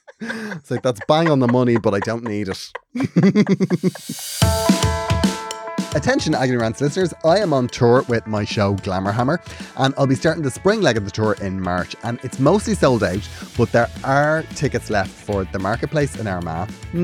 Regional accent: Cork, Munster, Ireland; I made my Holy Communion the day of the Eurovision in Mill Street. I'm from Cork.

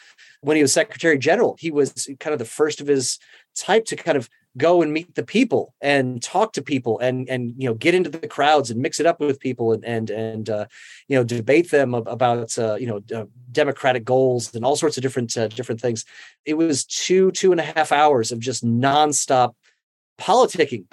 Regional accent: Iowa, United States; moved away as an adult; I'm a kid from Iowa

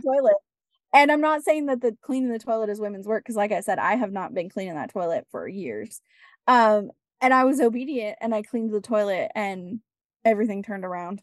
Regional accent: West Coast, United States; I grew up on the West Coast.

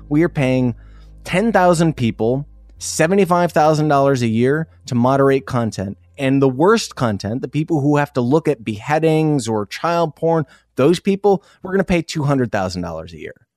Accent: Iowa, United States; moved away; also born or lived in South Dakota; I grew up in Iowa

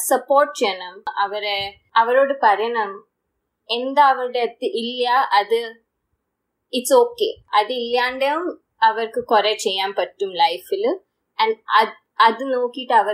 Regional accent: Hyderabad, Telangana, India; Malayalam is a second language; എന്റെ മലയാളം അത്രയൊക്കെ ശരിയല്ല ഞാൻ ഞാൻ ഹൈദരാബാദിലാ വളർന്ന അപ്പം ഇവിടത്തെ തെലുഗു probably എൻ്റെ ബെറ്റർ ആണ്

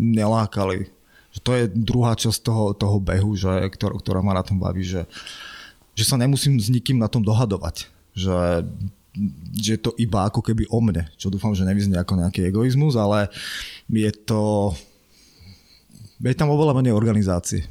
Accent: Trenčín, Trenčín Region, Slovakia; ja som z Trenčína

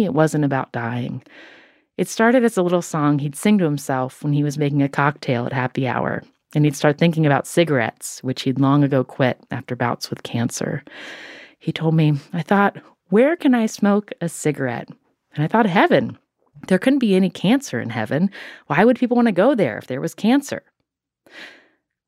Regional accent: West Virginia, United States; when I was growing up in West Virginia

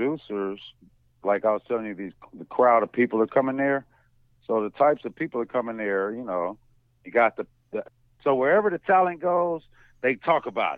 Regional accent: Los Angeles, California, United States; I'm from L.A. I was born on Hollywood Boulevard

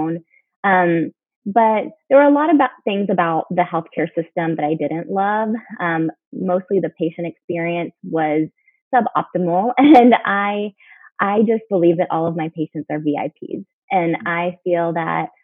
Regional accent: Houston, Texas, United States; also born or lived in Chicago area (Northwestern) / New Orleans / Pittsburgh; now in San Antonio, United States; I'm from Texas for medical school, went to Baylor in my hometown, Houston, for internship

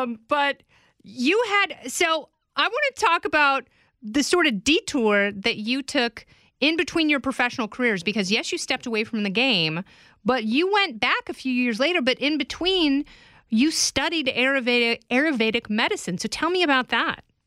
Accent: Oregon, United States; I grew up in Oregon

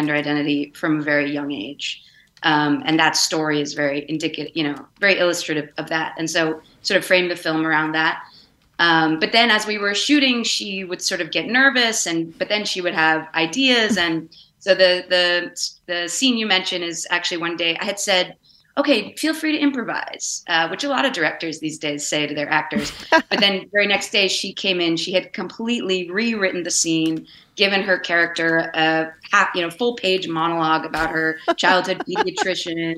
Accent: Vermont, United States; moved away; I grew up in Vermont

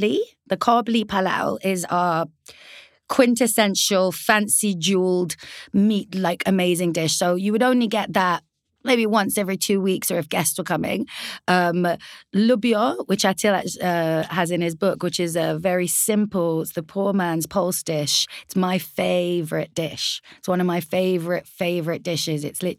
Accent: United Kingdom; We serve it, as you've seen, slightly differently because we're British Afghan.

